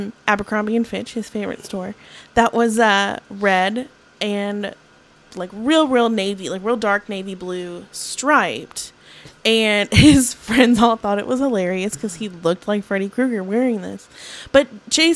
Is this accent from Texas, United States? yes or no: no; Michigan, United States; now in Memphis, United States; I grew up in Michigan